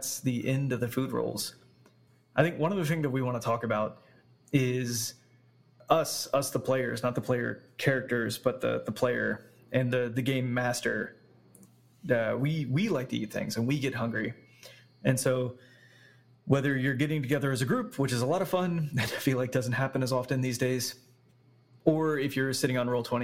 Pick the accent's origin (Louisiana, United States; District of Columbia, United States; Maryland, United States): Louisiana, United States; I'm from Louisiana. I have a Cajun background